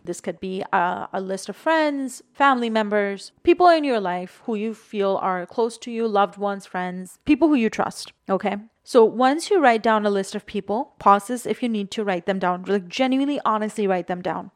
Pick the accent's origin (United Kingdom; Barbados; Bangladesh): Bangladesh; moved away; I was born and raised in Bangladesh, and I'm South Asian